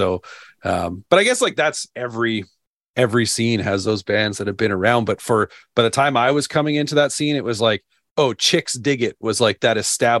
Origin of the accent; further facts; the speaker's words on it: Calgary, Alberta, Canada; growing up in the Calgary scene